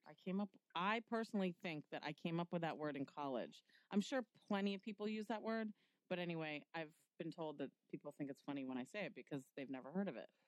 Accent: New York City, New York, United States; I was born in Manhattan

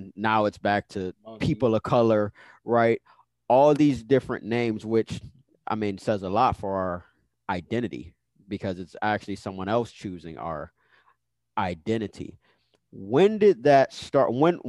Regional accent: United States; I was born in America. I should be considered American.

